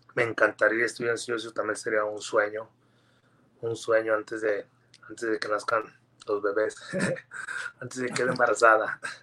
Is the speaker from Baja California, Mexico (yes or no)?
no; Gómez Palacio, Durango, Mexico; mi ciudad, este, como es Palacio Durango